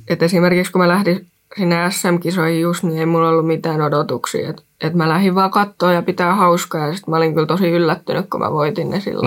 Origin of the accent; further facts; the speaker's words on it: Rauma, Satakunta, Finland; mä tuun Raumalta